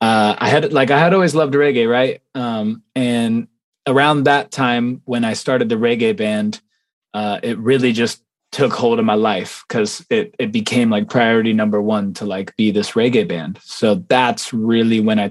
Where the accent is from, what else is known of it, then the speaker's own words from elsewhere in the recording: Las Vegas, Nevada, United States; I'm from Las Vegas, Nevada, born and raised